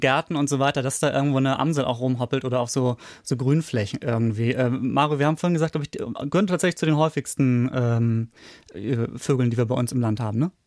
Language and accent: German; Schleswig-Holstein, Germany; ich komme aus Schleswig-Holstein